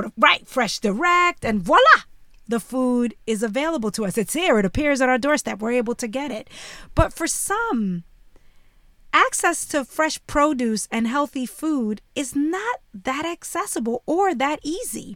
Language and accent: English; New York City, New York, United States; when I was growing up in Bushwick, Brooklyn, before it was trendy